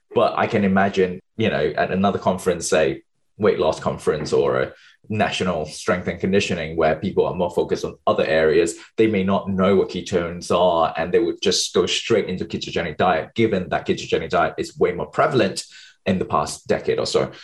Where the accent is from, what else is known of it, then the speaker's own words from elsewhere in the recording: Malaysia; moved away as an adult; also born or lived in United Kingdom / New York City, United States; I was born and bred in Malaysia. Um, so, until I was 20 years old, finished my A levels, I moved to the UK